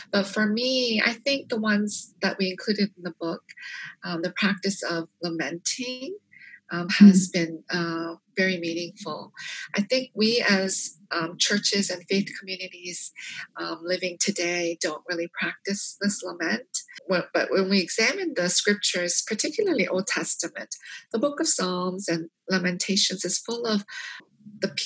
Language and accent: English; South Korea; also born or lived in Canada; now in United States; I was born in Korea and we immigrated to Canada in 1975. So living in 3 different countries